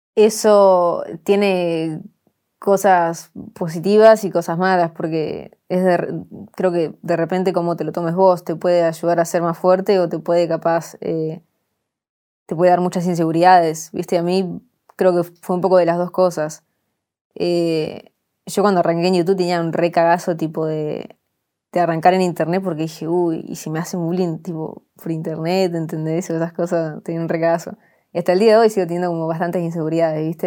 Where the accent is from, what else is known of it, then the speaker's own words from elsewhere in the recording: Gregorio de Laferrère, Buenos Aires, Argentina; also born or lived in Río Gallegos, Santa Cruz; yo crecí en Lafe. Em, estuve toda mi infancia en Lafe hasta los nueve